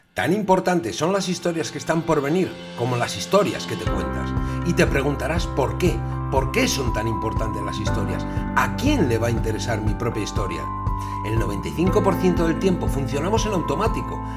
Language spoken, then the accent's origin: Spanish; Asturias, Spain; yo soy de Asturias